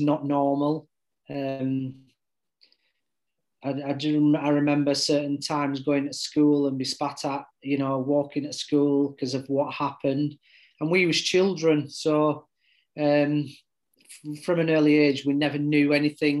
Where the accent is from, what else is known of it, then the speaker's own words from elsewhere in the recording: Yorkshire and the Humber, United Kingdom; I'm very Yorkshire lad.